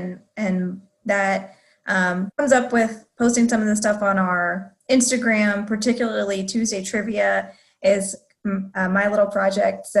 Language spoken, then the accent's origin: English; San Antonio, Texas, United States; also born or lived in Bedford, Texas; born and raised in San Antonio, Spurs fan for life